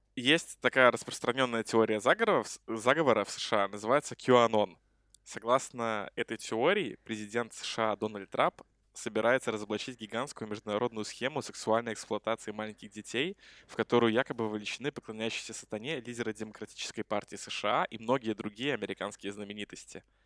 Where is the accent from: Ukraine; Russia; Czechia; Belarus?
Belarus; мы с Ромой из Беларуси